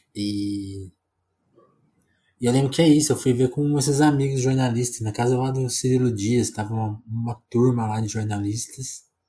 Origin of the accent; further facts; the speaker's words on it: Ribeirão Preto, São Paulo, Brazil; moved away; eu sou do interior de São Paulo, né? Ribeirão